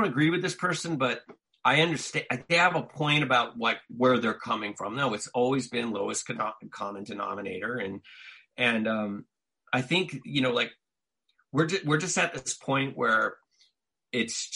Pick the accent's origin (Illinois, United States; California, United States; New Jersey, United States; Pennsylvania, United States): California, United States; Southern; growing up in Southern California, and where I grew up was racially mixed